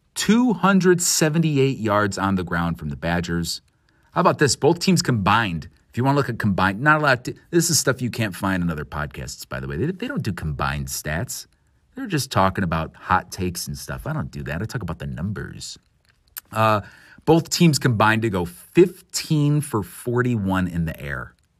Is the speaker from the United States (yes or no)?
yes; Illinois, United States; as a kid growing up in Illinois